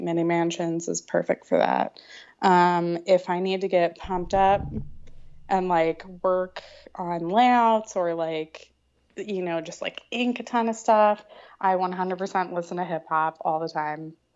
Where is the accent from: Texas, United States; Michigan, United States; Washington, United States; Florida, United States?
Florida, United States; moved away as an adult; also born or lived in Canada; I grew up in Florida, so a lot of creative-based careers didn't really exist there